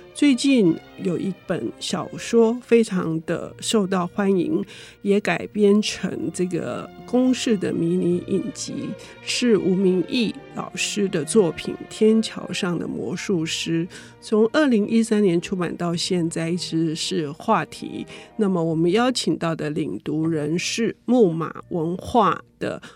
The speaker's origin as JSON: {"language": "Chinese", "region": "Taipei", "country": "Taiwan", "tie": "born or raised there", "said": "我们在台北长大的"}